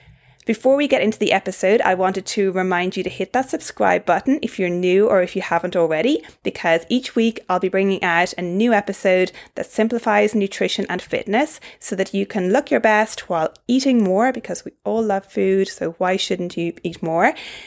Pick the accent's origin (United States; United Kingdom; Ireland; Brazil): Ireland; accent: Irish; now in Australia; obviously I'm originally Irish, but I've lived in Australia for 8 years now, so I have a bit of a toned down Irish accent